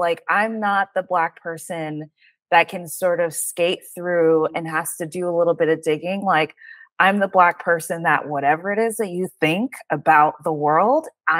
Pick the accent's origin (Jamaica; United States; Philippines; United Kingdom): Jamaica; I always felt like I couldn't relate to African Americans because I'm Jamaican, and it's night and day the way that we're brought up.